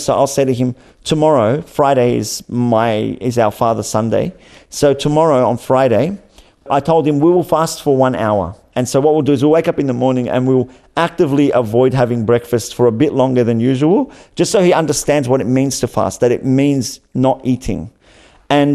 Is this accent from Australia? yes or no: yes; Australia; growing up in Australia